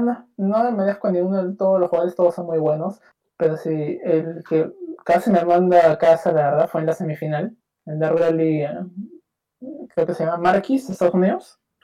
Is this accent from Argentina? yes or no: no; Peru; yo soy de Perú, Latinoamérica, acá